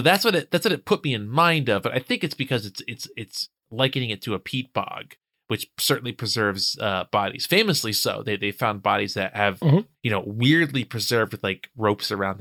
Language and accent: English; New Jersey, United States; I grew up in New Jersey, and in South Jersey